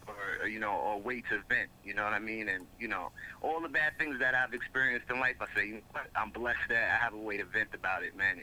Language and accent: English; Mount Vernon, New York, United States; moved away as an adult; now in Haverstraw, United States; I'm originally from Mount Vernon, New York. Live in Haverstraw right now